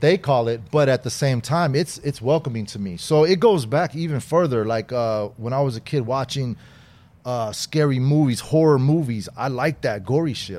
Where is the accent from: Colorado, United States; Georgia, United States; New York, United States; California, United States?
California, United States; Inglewood; also born or lived in Long Beach, California; I grew up mostly on the west side, Inglewood.